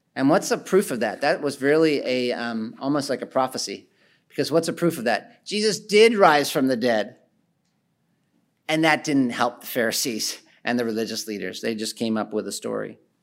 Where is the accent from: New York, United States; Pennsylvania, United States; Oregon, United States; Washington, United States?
Pennsylvania, United States; Philadelphia; the city I'm from, I'm from Philadelphia